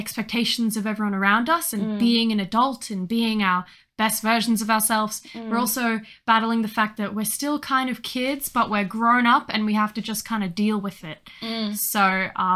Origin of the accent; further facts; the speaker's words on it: Australia; lived in Australia. My whole life was born here